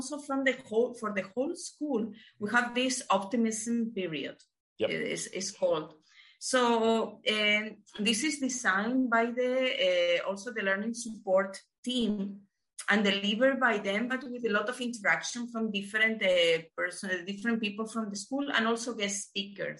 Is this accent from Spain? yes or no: yes; Spain; moved away as an adult; I left my home country, left Spain like 10 years back now.